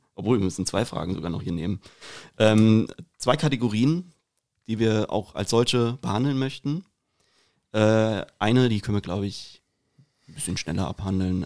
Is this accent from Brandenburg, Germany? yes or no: no; Rüsselsheim, Hesse, Germany; accent: Hessian; also born or lived in Bavaria